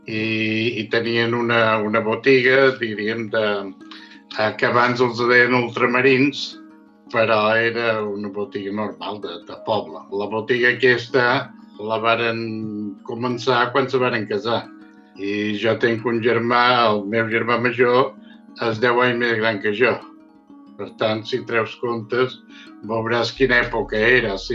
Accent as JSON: {"language": "Catalan", "town": "Sa Pobla", "region": "Balearic Islands", "country": "Spain", "tie": "born there", "said": "Vaig néixer a Sa Pobla, Mallorca, el dia 4 de gener de l'any 1944."}